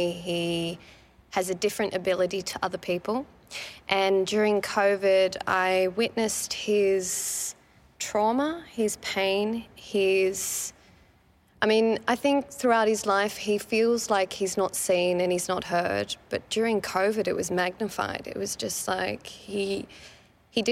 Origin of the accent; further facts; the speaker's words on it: Sydney, New South Wales, Australia; I'm from Western Sydney. I'm born and raised Western Sydney.